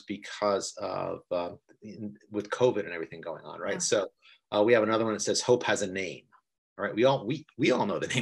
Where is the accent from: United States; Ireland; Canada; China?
United States; New York; I'm from New York